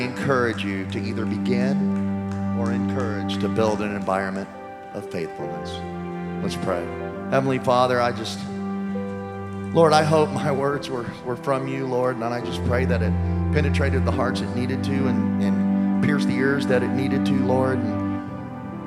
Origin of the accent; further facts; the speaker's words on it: Louisiana, United States; I'm from Louisiana